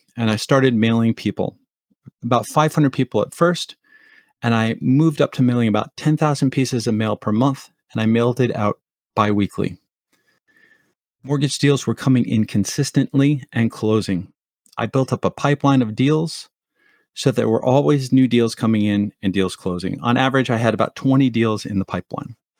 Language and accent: English; Montclair, New Jersey, United States; moved away as an adult; also born or lived in Colorado; Northern New Jersey where I grew up in Montclair